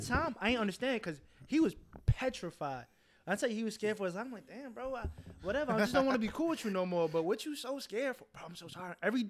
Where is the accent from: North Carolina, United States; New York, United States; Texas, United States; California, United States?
California, United States; Santa Maria; You know, I'm from Santa Maria, so I live 40 minutes away.